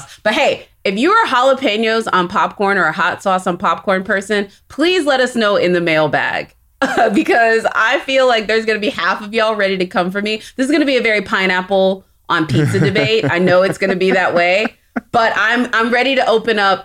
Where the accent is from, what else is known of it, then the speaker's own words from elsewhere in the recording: Texas, United States; I'm from Texas